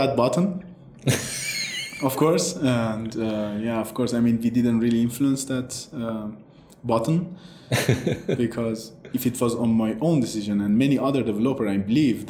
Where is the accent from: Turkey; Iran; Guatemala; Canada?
Iran; moved away; I'm originally from Iran